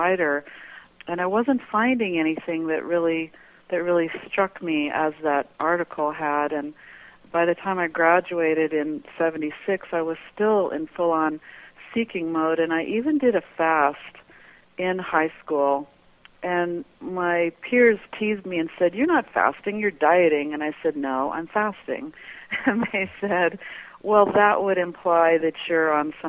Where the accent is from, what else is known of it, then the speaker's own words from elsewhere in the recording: Colorado Springs, Colorado, United States; moved away as an adult; now in Prescott, United States; I grew up in Colorado Springs, Colorado